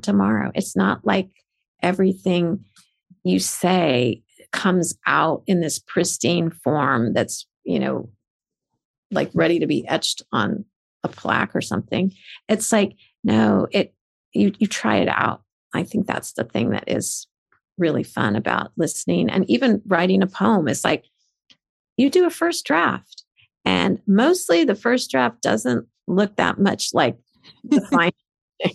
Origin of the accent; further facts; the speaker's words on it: United States; I was born in America.